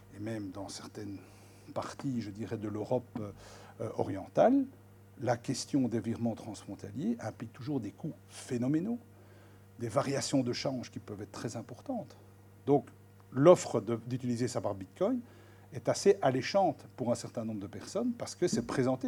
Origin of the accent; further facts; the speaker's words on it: Belgium; on est belge